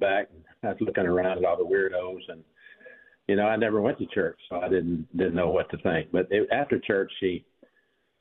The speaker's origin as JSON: {"language": "English", "town": "Birmingham", "region": "Alabama", "country": "United States", "tie": "born or raised there", "said": "I'm from Birmingham, Alabama, is where I grew up."}